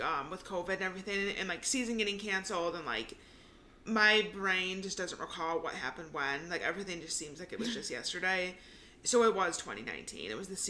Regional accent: Michigan, United States; we're from Michigan.

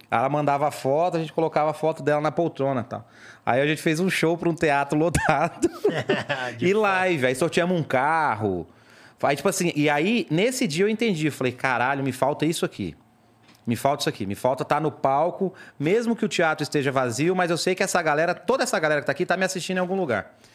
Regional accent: Ceará, Brazil; eu sou cearense

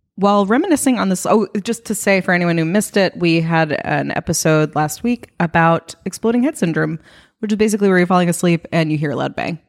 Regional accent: New York, United States; moved away; I'm from New York

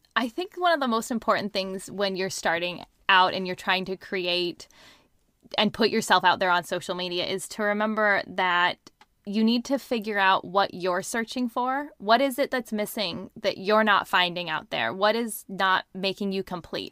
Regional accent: Seattle, Washington, United States; I'm in, um, outside Seattle. That's where I was born and raised. I've lived here my whole life.

